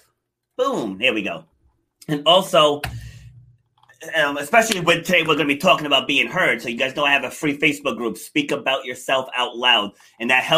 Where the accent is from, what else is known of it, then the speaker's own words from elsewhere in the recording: New York City, New York, United States; I was actually born in Far Rockaway